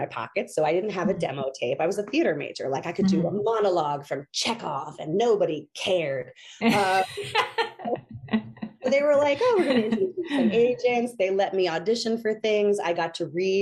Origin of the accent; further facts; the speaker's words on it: New Hampshire, United States; moved away as an adult; also born or lived in Los Angeles; I started properly dating outside of the state of New Hampshire when I was 25 years old in Los Angeles